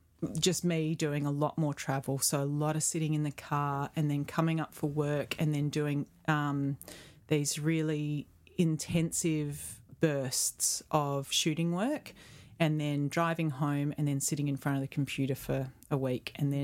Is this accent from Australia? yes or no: yes; Perth, Western Australia, Australia; I mean, I grew up in Perth, sure. But my family were not a beach-going family.